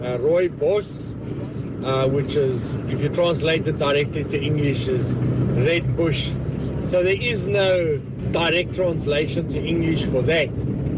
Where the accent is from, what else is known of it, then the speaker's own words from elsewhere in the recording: South Africa; I'm from South Africa.